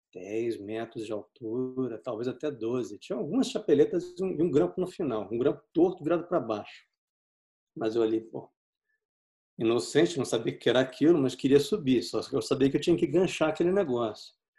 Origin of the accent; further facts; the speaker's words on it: Rio de Janeiro, Brazil; Eu cresci no Rio de Janeiro.